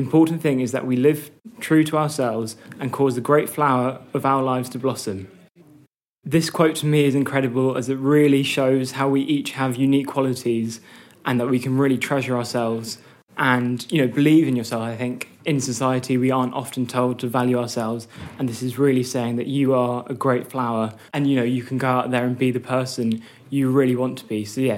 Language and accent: English; London, United Kingdom; I'm from North London, and I'm a dancer and overall happy person.